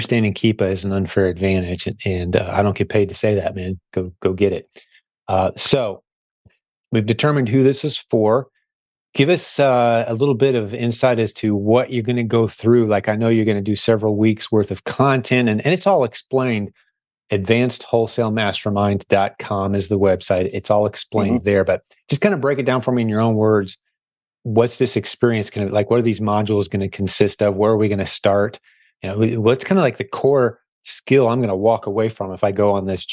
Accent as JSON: {"language": "English", "town": "Indianapolis", "region": "Indiana", "country": "United States", "tie": "born or raised there", "said": "right here in my hometown in Indy"}